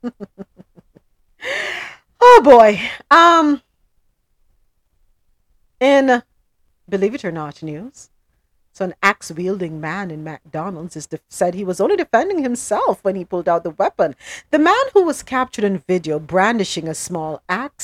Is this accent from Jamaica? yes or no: yes; Jamaica; now in United States; we Jamaicans